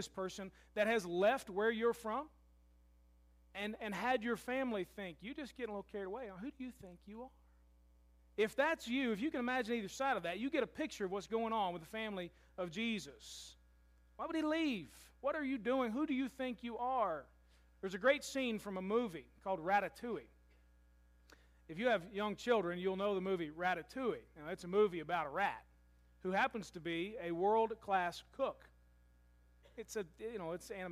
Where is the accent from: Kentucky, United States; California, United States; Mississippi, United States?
Kentucky, United States; Louisville; moved away as an adult; now in Murray, United States; I'm from Louisville